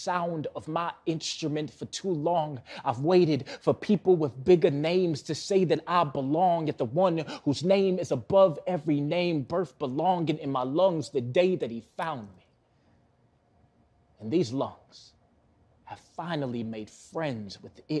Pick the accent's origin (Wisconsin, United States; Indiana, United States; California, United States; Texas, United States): Wisconsin, United States; Milwaukee; Born and raised in Milwaukee, still live in Milwaukee.